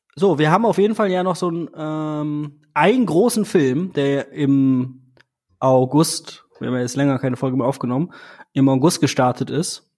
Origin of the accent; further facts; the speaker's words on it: Germany; bei uns in Deutschland